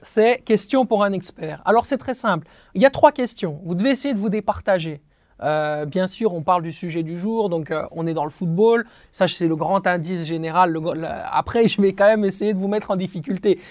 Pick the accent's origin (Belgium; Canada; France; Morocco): Belgium; on est belge